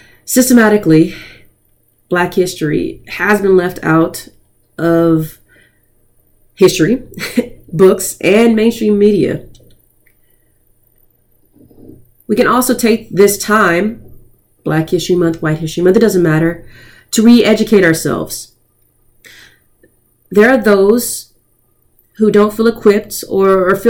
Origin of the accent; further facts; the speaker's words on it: United States; we as Americans